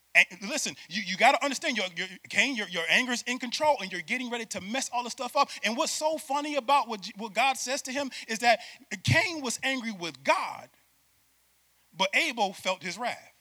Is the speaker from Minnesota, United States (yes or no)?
no; Syracuse, New York, United States; moved away as an adult; now in Florida, United States; I'm from Syracuse, New York, and I'm a city boy